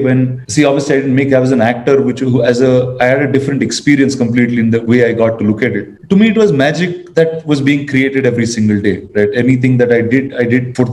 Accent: India; being an Indian

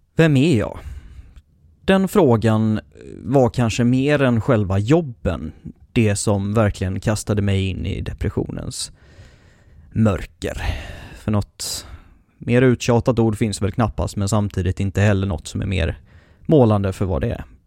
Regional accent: Mölndal, Västra Götaland, Sweden; also born or lived in Hemsjö / Piteå; Egentligen är jag ju inte från Göteborg. Jag föddes på Mölndals BB medan de fortfarande hade ett och bodde där mina första tio år innan jag flyttade ut bland kossor och, och trän i skogen vid Hemsjö

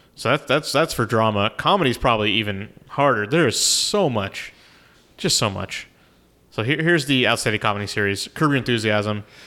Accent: Orange, California, United States; this is in my hometown

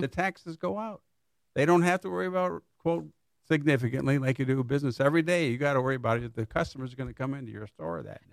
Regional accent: Niles, Michigan, United States; moved away as an adult; also born or lived in Kalamazoo, Michigan / Southfield, Michigan / Pontiac, Michigan; now in Lake Orion, United States; I grew up in a little town near Niles, Michigan. It's in the southwest corner of the state

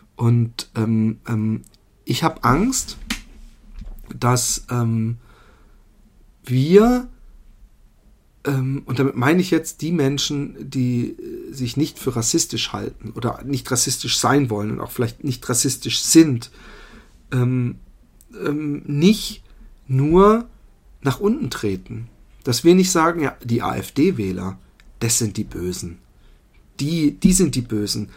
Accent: Germany; accent: German; moved away; man muss meinen Akzent als Deutsch erkennen

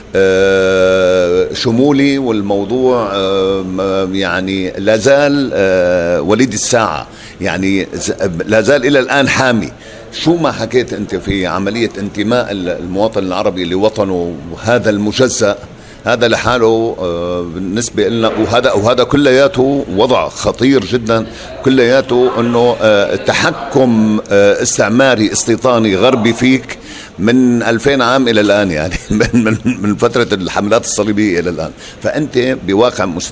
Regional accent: Damascus, Damascus Governorate, Syria; also born or lived in Southern Syria, village between Daraa and Suwayda; انا طفولتي كلها في دمشق

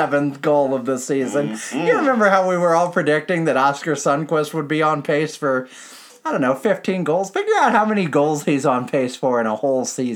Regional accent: United States; as an American

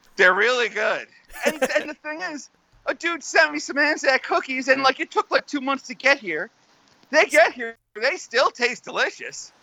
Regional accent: United States

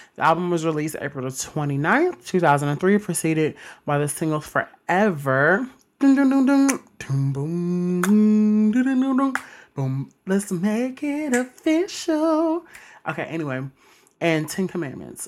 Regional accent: Mississippi, United States; I'm from Mississippi

